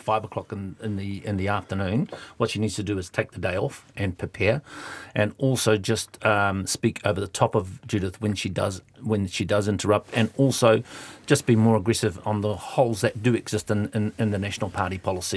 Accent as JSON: {"language": "English", "region": "Eastern Bay of Plenty", "country": "New Zealand", "tie": "born or raised there", "said": "I was brought up in the Eastern Bay Plenty"}